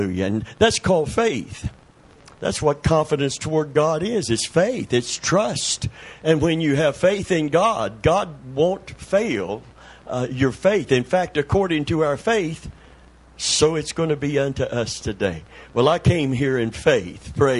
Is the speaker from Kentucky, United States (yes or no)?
yes; Middlesboro, Kentucky, United States; the town that I was born in Kentucky